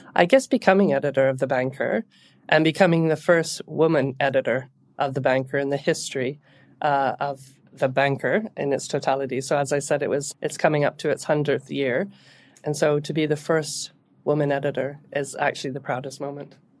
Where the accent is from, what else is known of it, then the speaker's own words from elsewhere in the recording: Canada; moved away as an adult; now in United Kingdom; So I'm Canadian, And I came to the U K in the, in the early two thousands